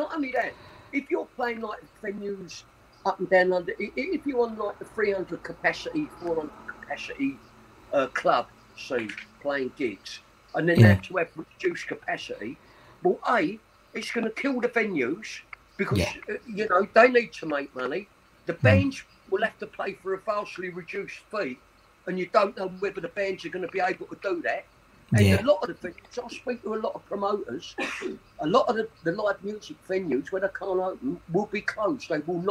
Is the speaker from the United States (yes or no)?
no; Custom House, London, United Kingdom; born there; I was born in Custom House, just over a mile from the ground.